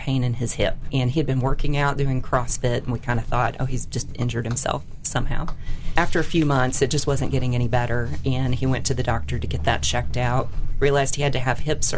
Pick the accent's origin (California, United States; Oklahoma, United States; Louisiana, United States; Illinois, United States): Illinois, United States; Lick Creek; now in Alabama, United States; I grew up in the southern part of Illinois, which is the beautiful part of Illinois